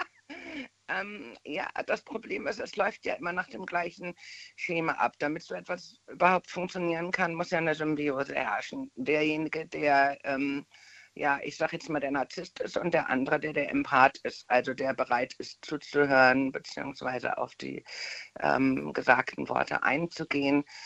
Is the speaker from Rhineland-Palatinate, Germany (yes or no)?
yes; Bad Dürkheim, Rhineland-Palatinate, Germany